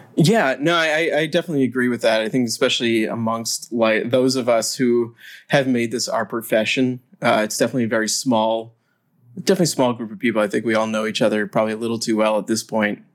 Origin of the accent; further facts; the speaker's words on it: United States; as an American